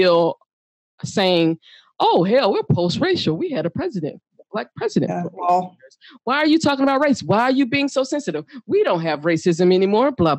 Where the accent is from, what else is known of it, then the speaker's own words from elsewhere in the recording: United States; I am a U.S. citizen. I'm a black